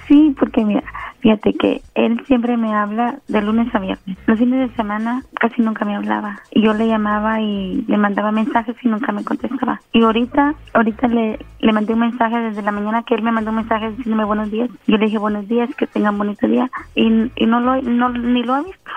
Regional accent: Guatemala; yo soy de Guatemala

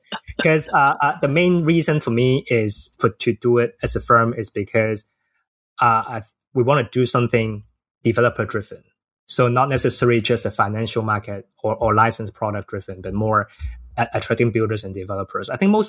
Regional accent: Hong Kong; as a boy born and raised in Hong Kong

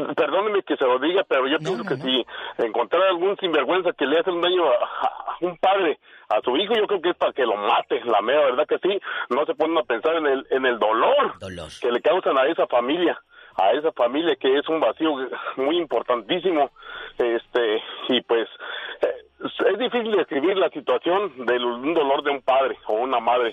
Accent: Michoacán, Mexico; Yo soy del meritito Michoacán

